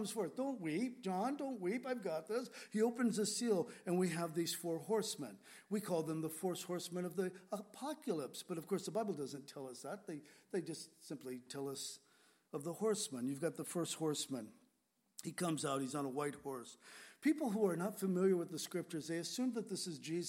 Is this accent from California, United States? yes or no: yes; San Diego, California, United States; moved away; also born or lived in Grass Valley, California / Whidbey Island, Washington; When I grew up in San Diego, we lived on the edge of town.